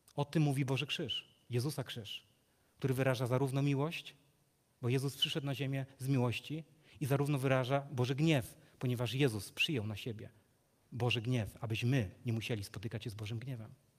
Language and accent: Polish; Legnica, Lower Silesian Voivodeship, Poland; z Legnicy, skąd pochodzę